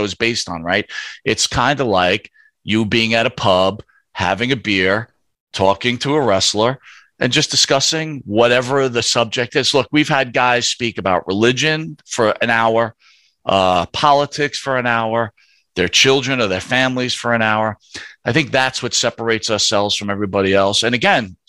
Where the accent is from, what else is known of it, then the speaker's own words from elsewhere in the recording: Northeast, United States; we grew up in the Northeast here